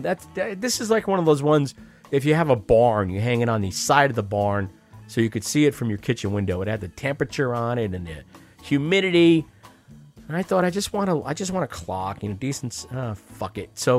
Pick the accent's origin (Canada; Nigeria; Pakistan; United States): United States; I'm an American